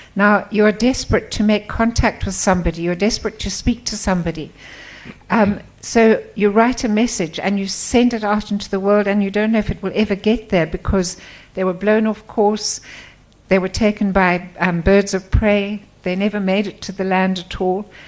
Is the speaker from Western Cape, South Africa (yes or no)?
no; Port Elizabeth, Eastern Cape, South Africa; moved away as an adult; also born or lived in KwaZulu-Natal / Stellenbosch; I was brought up outside Port Elizabeth.